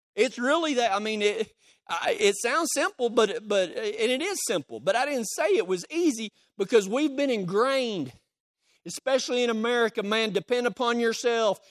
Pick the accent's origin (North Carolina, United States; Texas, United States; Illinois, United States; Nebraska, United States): Texas, United States; I'm from Texas